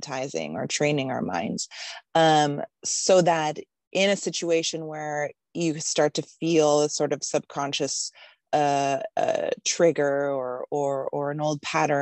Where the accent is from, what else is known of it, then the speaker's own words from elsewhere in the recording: Hawaii, United States; now in Los Angeles, United States; I grew up mostly in Hawaii